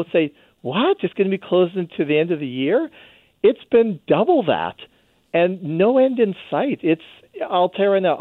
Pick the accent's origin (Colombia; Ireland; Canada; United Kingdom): Canada; now in United States; I'm a Canadian